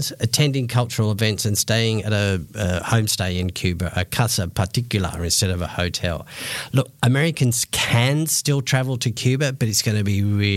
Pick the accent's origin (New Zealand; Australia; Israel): Australia; accent: very Australian; I noticed my very Australian accent